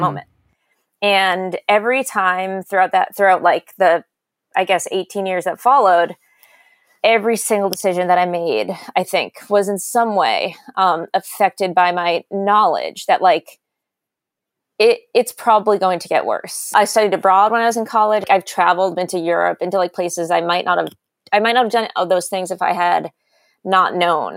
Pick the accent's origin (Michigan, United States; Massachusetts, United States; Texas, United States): Massachusetts, United States; South Shore; also born or lived in Fairfax County, Virginia / New York; I'm from the South Shore, Massachusetts. I now live on the North Shore